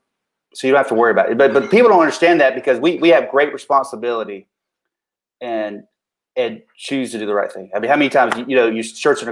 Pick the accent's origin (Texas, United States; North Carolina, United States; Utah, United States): North Carolina, United States; McDowell County; accent: mountain; I'm from McDowell County, of course, if you pick up on the mountain accent.